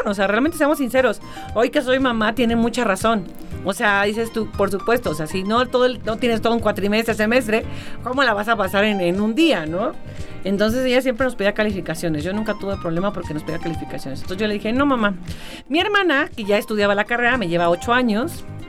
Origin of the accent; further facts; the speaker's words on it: Mexico; como buena mexicana